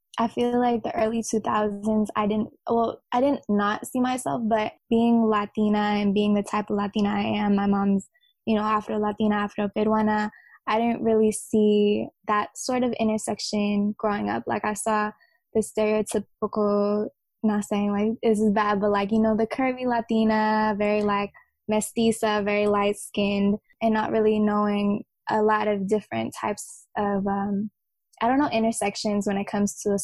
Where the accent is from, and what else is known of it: Bay Area, California, United States; born or raised there